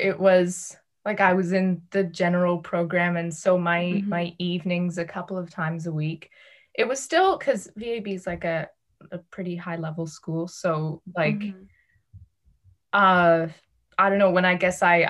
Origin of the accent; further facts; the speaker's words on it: Amsterdam, North Holland, Netherlands; born there; also born or lived in Toronto; Well, I was born in Amsterdam. My mom's Dutch and my dad's Canadian. And I lived in Toronto for a little bit when I was little.